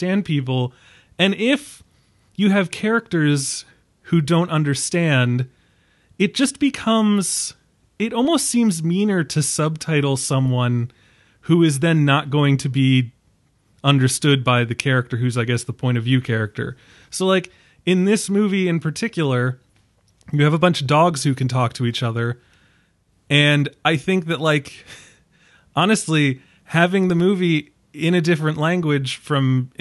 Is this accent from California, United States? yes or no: no; New York, United States; I'm from New York.